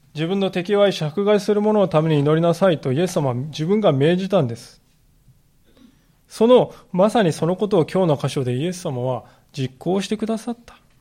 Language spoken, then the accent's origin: Japanese; Japan; 私たちの国